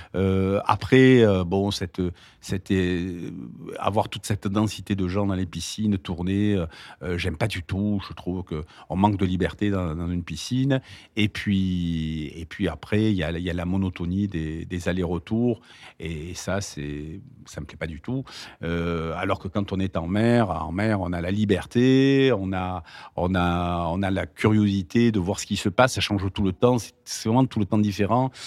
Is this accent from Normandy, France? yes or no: no; Marseille, Provence-Alpes-Côte d'Azur, France; je suis né à Marseille